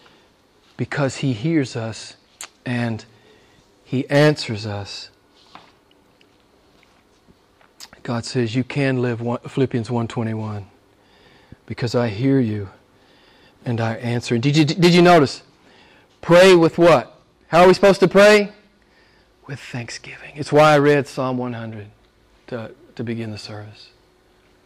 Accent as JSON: {"language": "English", "country": "United States", "tie": "born or raised there", "moved": "yes", "said": "my home state back in the U.S."}